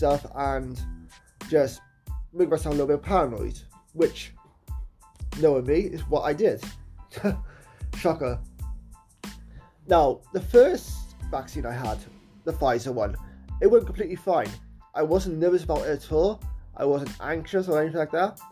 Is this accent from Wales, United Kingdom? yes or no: yes; Wales, United Kingdom; my country of Wales